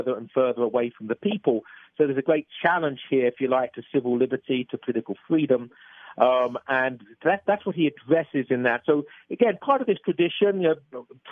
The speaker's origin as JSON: {"language": "English", "region": "England", "country": "United Kingdom", "said": "being an Englishman, as you probably gathered from my accent"}